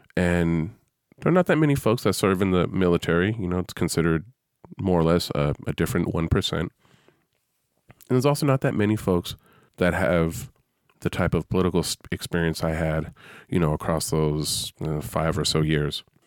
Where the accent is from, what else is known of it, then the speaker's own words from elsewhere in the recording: San Francisco Bay Area, California, United States; I'm from the San Francisco Bay Area